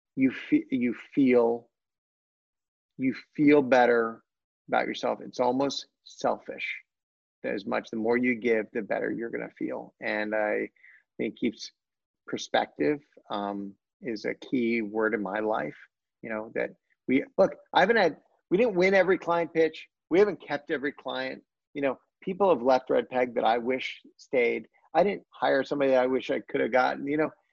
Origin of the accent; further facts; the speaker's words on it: Washington, District of Columbia, United States; From Washington D.C.